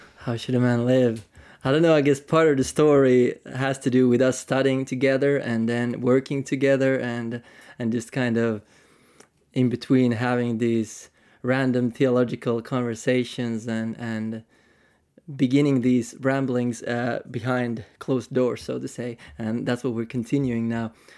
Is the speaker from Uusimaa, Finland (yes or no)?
no; Tampere, Pirkanmaa, Finland; maybe Central Finland, uh, Tampere, Finland, so from the north